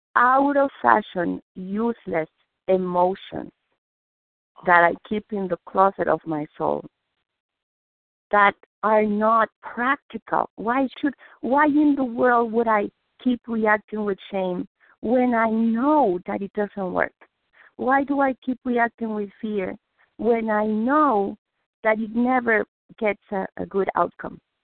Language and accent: English; Mexico City, Mexico; English is a second language; now in Massachusetts, United States; I was born, I'm Jewish, I was born in Mexico City